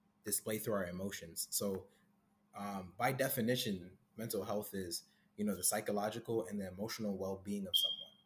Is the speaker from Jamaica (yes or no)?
yes; Jamaica; my Caribbean roots, actually. So I'm Jamaican.